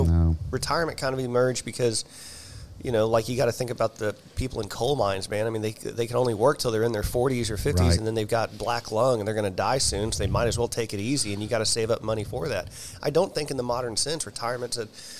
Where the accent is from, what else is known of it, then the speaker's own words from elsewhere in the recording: Texas, United States; born there; And I was actually born in Texas, you know, so.